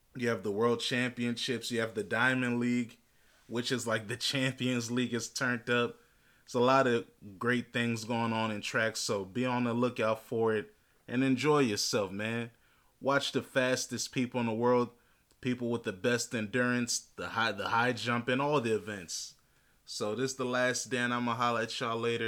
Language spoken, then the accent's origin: English; Alexandria, Virginia, United States; I'm from Alexandria in Fairfax County.